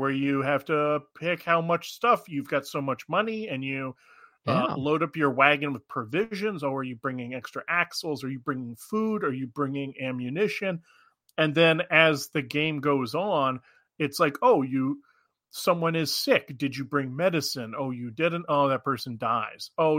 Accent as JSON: {"language": "English", "region": "Alaska", "country": "United States", "tie": "born or raised there", "said": "See, what's funny is growing up in Alaska actually pumped a huge amount."}